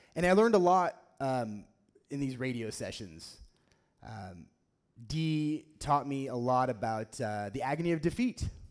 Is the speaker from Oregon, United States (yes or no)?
yes; Oregon, United States; growing up in Oregon, um, we don't have a f- professional football team here